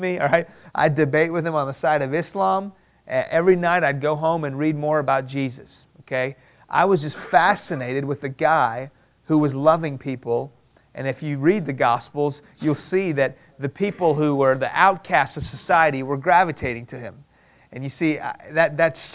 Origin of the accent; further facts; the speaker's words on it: Houston, Texas, United States; English is a second language; also born or lived in Iran; I was born here in Houston, but when I was 2 years old, my family moved to Iran